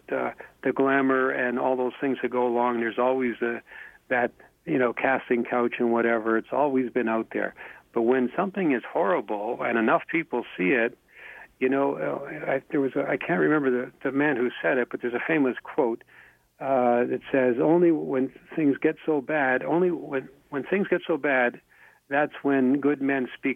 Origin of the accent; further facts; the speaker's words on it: Canada; I'm a Canadian